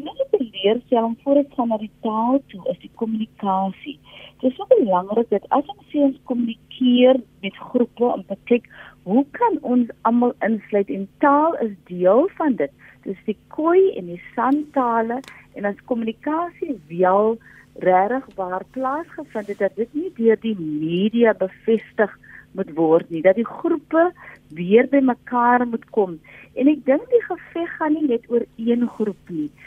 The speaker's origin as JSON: {"language": "Afrikaans", "town": "Wellington", "region": "Western Cape", "country": "South Africa", "tie": "born or raised there", "first_language": "Afrikaans", "said": "ek was bevoorreg as 'n kind en ek kom as 'n baie arme gemeenskap met Wallington uit"}